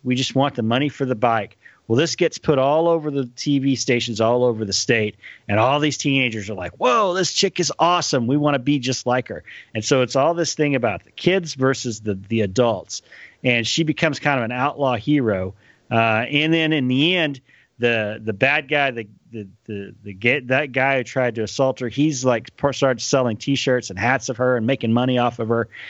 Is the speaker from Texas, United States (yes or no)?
yes; Texas, United States; growing up in Texas